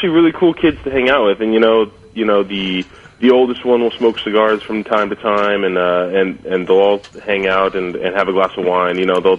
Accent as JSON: {"language": "English", "region": "Southern California", "country": "United States", "tie": "born or raised there", "said": "growing up in Southern California, being a little kid with a super bleach blonde, you know, light hair and pale skin, because most of us Californians really don't tan, we just sunburn."}